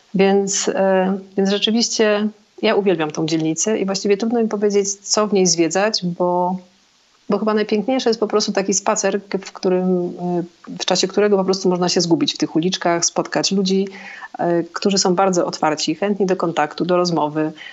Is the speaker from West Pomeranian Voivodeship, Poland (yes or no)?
yes; Szczecin, West Pomeranian Voivodeship, Poland; also born or lived in Zakopane, Poland; now in near Granada, Spain; pochodzę ze Szczecina, ale przeprowadziłam się do Zakopanego, w którym mieszkałam około 20 lat